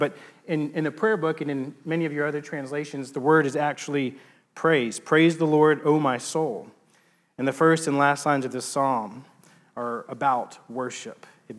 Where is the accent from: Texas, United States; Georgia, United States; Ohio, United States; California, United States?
Texas, United States; Growing up, not in a religious family, but growing up in East Texas, so growing up in a religious culture, and around the church